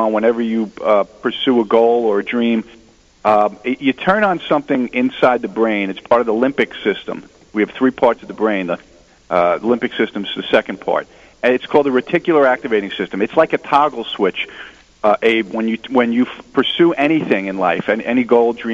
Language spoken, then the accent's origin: English; New Jersey, United States; I'm from New Jersey